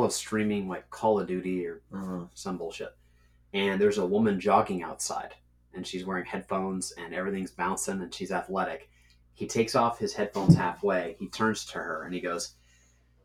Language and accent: English; Catskill, New York, United States; I'm from Catskill, New York